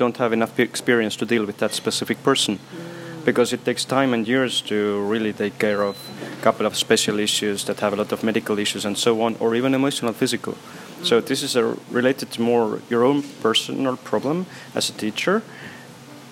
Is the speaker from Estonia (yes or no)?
yes; Estonia; also born or lived in Brussels, Belgium; I come from Estonia.